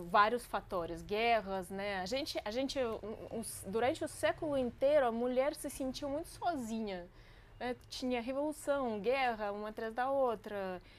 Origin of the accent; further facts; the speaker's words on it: Crimea, Ukraine; Portuguese is a second language; also born or lived in Russia; now in Brazil; eu cresci na Crimeia, é uma, uma península no, no Mar Negro.